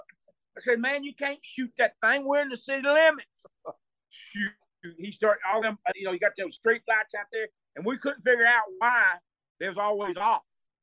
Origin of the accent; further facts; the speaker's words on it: Texas, United States; also born or lived in Texarkana, Arkansas; I was born in Texarkana, Arkansas, right on the border. But by the time I could breathe, I got to Texas as quick as I could, and this is where I live for the rest of my life.